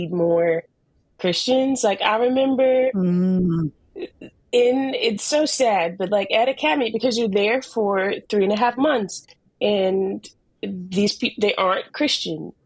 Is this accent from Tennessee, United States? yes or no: no; North Carolina, United States; In Bun, North Carolina. It's a, Missy knows, a small, small town of about 300-400 people, one stoplight